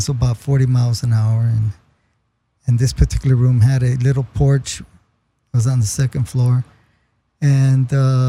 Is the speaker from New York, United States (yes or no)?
no; Los Angeles, California, United States; I grew up in Lincoln Heights, Northeast